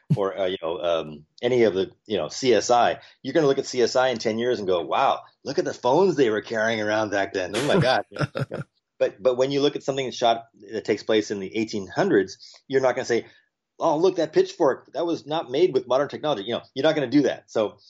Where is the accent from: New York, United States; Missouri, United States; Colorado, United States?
New York, United States; New York City; moved away; also born or lived in California; my birthplace is New York. I was born in Manhattan.